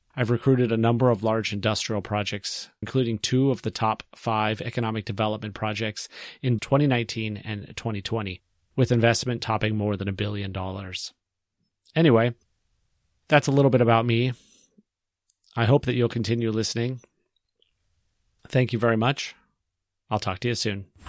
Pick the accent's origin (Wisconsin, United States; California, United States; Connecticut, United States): California, United States; Central; moved away as an adult; also born or lived in Yosemite National Park area, California; now in Galveston County, Texas, United States; I'm originally from Central California